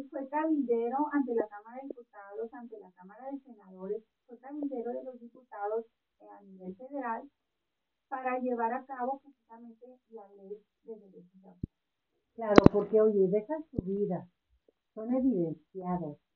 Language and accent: Spanish; northern Mexico, Mexico; ajá, soy norteña.